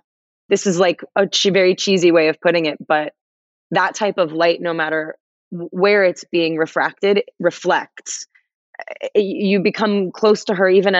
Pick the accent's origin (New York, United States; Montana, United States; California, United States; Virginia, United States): California, United States; Los Angeles; I'm from Los Angeles